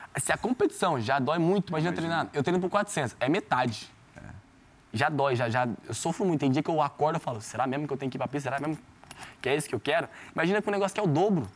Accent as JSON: {"language": "Portuguese", "town": "São Joaquim da Barra", "region": "São Paulo", "country": "Brazil", "tie": "born or raised there", "said": "me conhece de São Joaquim da Barra, me conhece da rua lá da minha quebrada"}